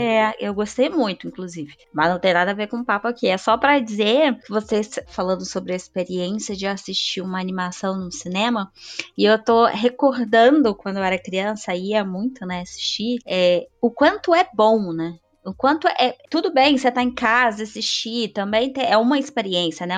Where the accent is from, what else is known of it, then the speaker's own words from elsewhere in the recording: Rio de Janeiro, Brazil; Eu sou do Rio